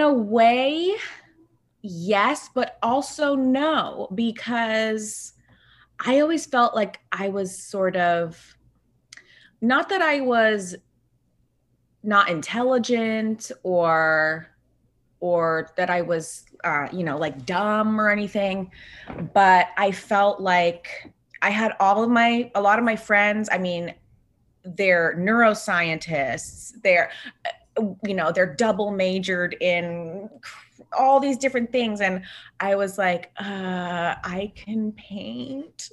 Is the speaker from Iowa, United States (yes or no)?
no; Bay Area, California, United States; now in Los Angeles, United States; I live in Los Angeles, but I was, um, born and raised in the Bay Area.